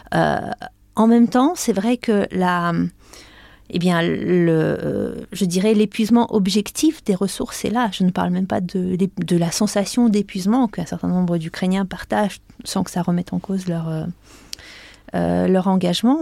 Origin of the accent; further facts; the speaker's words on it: France; nous, en tant que Français